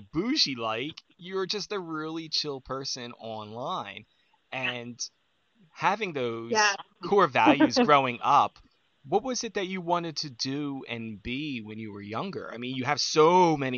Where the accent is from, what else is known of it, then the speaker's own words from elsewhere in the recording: United States; accent: Jersey Philly; People tell me that I have a Jersey Philly accent